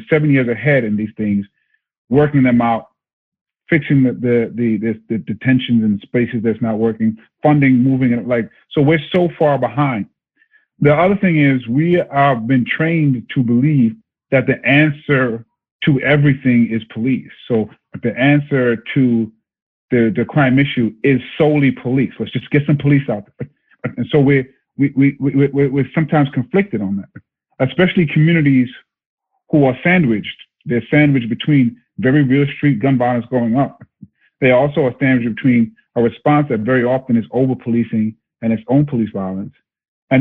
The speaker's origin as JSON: {"language": "English", "town": "New York City", "region": "New York", "country": "United States", "said": "I'm just me from Brooklyn"}